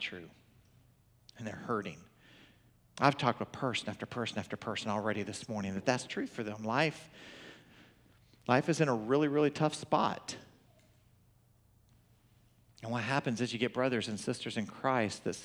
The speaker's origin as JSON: {"language": "English", "region": "Oklahoma", "country": "United States", "accent": "Okie", "said": "Clearly, I sound like an Okie, right? I'm from Oklahoma."}